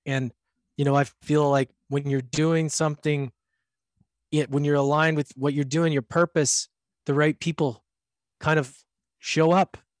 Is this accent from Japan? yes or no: no; Canada; I'm from Canada, so we, my, all my family came from Europe